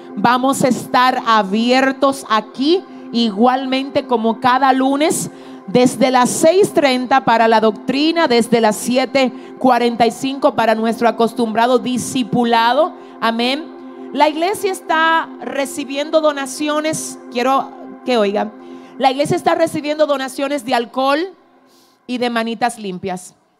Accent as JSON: {"language": "Spanish", "country": "Dominican Republic"}